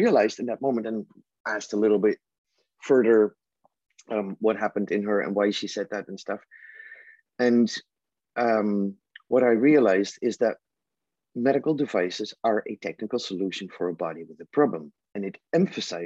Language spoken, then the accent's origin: English; Netherlands; I'm from the Netherlands